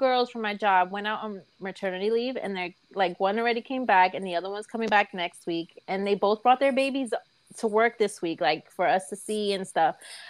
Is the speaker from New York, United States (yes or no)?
yes; New York City, New York, United States; accent: Bronx; then you know I'm from the Bronx.